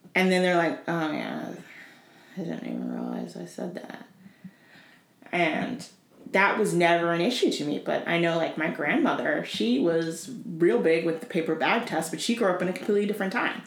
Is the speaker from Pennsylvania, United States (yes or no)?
no; Tennessee, United States; moved away; I grew up in Tennessee.